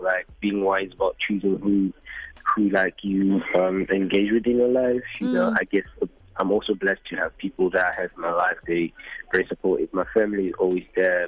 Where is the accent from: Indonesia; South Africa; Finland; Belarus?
South Africa; Gauteng; moved away as an adult; now in London, United Kingdom; I'm from Gauteng